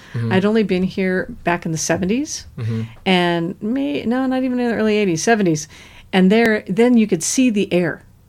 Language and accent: English; California, United States; I grew up in California, mostly Northern California and Central California. So it was a very different feel than Southern California.